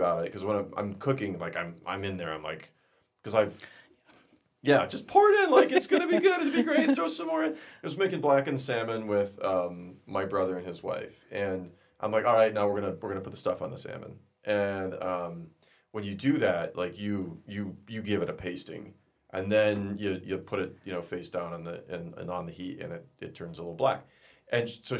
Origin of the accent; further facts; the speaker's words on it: South Central Minnesota, United States; moved away; That's where I'm really from, good. South Central Minnesota.